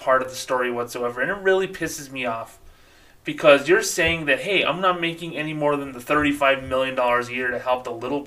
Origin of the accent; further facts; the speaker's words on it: Socorro, New Mexico, United States; as a little kid growing up in Socorro, New Mexico